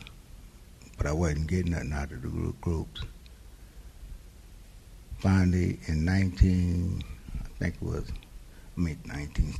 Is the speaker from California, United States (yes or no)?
yes; Oakland, California, United States; I was born in Oakland.